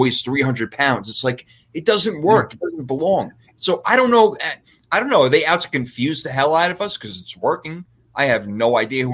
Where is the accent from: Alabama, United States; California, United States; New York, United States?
New York, United States; moved away; I'm from New York.